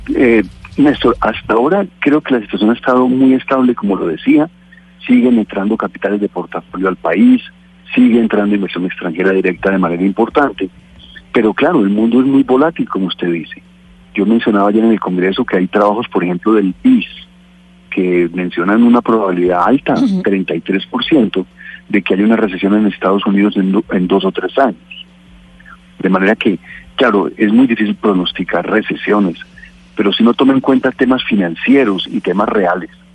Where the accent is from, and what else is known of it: Colombia